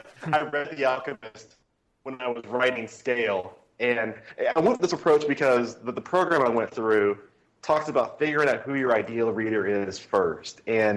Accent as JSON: {"language": "English", "region": "Southern United States", "country": "United States", "said": "I'm a Southerner without an accent, which my mom still doesn't understand."}